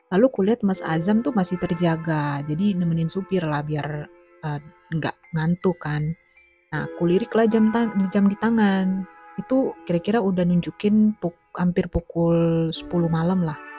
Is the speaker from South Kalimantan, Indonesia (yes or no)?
yes; South Kalimantan, Indonesia; Karena Kalsel itu kan kampung halamanku, jadi ya pas lagi tuh.